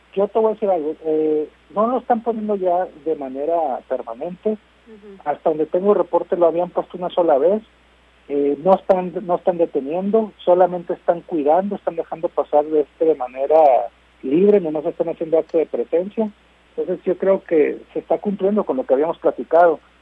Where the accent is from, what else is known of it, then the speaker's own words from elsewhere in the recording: Mexico; nosotros como mexicanos